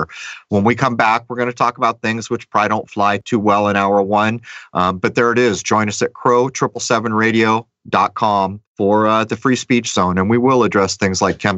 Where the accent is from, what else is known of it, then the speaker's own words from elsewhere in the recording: San Diego, California, United States; I grew up in the East County of San Diego, way out in the hills, and I spent endless hours of my childhood hiking.